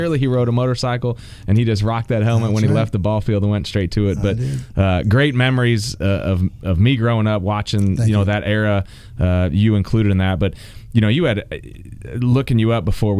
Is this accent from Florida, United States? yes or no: no; St. Louis, Missouri, United States; I grew up in St. Louis.